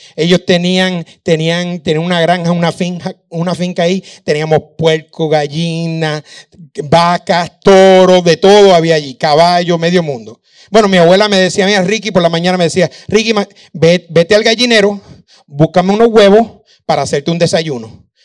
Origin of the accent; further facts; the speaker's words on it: Puerto Rico; moved away as an adult; also born or lived in Virginia, United States; now in Dominican Republic; Me, fui de Puerto Rico eh, y terminé en Virginia.